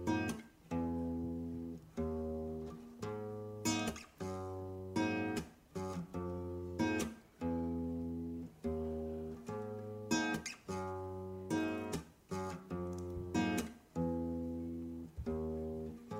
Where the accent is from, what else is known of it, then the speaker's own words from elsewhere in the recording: Atlanta, Georgia, United States; moved away; I grew up in Atlanta. I grew up in the middle of like the hip hop urban South.